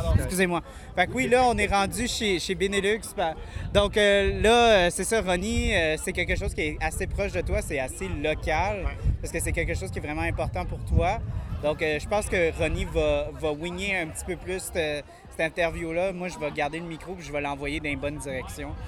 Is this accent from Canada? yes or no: yes; Montreal, Quebec, Canada; moi je viens de Montréal